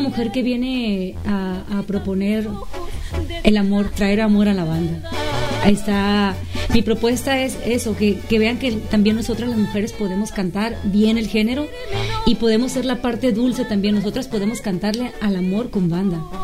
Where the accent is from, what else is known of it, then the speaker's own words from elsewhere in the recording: Los Mochis, Sinaloa, Mexico; Soy de los Mochis, Sinaloa, de un pueblito cerquita de ahí que se llama el Macapule